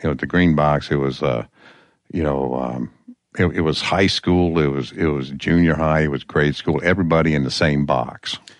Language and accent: English; Peoria, Illinois, United States; also born or lived in Nome, Alaska; now in Alaska, United States; Peoria, Illinois